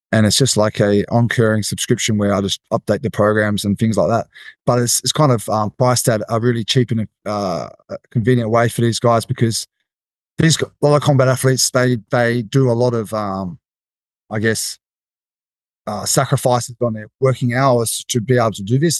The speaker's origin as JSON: {"language": "English", "country": "Australia", "said": "as an Aussie coming to Vegas"}